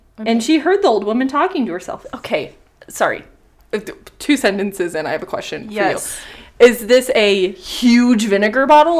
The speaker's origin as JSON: {"language": "English", "country": "United States", "said": "But I'm American"}